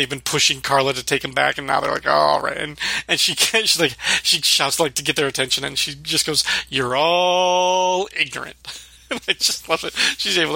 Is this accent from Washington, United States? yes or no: no; Illinois, United States; growing up in the Midwest in Illinois